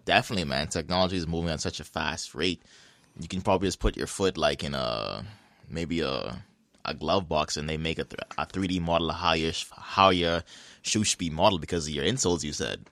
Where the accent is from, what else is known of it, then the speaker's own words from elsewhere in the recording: Bahamas; now in Halifax, Canada; I played against him through basketball growing up in the Bahamas.